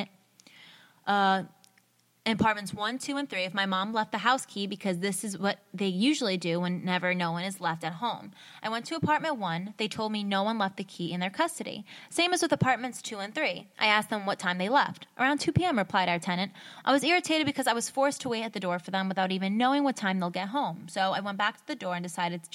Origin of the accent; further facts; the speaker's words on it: United States; I'm from America